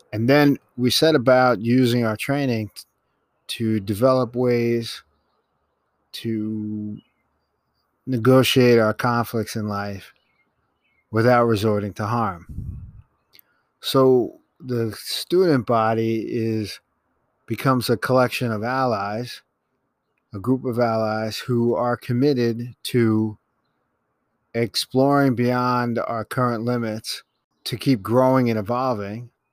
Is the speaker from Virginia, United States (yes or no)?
no; New York City, New York, United States; I was born in Manhattan and, and have lived in New York my entire life